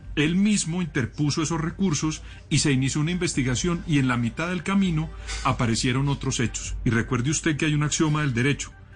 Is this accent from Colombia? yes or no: yes; Colombia; yo como colombiano